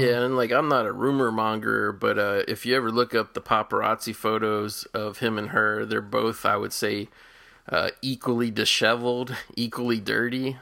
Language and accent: English; Cincinnati, Ohio, United States; I grew up in Cincinnati where we have, like, Cincinnati chili